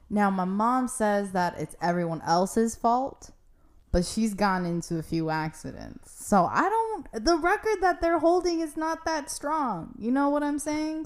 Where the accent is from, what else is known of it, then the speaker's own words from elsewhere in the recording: California, United States; I'm from California